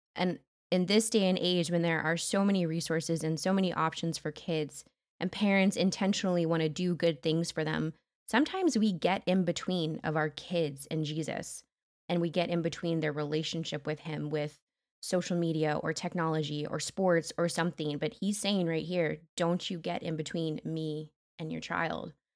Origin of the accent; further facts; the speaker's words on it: United States